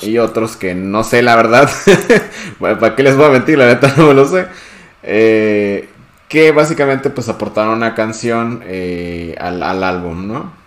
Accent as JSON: {"language": "Spanish", "country": "Mexico", "said": "nosotros que somos de México"}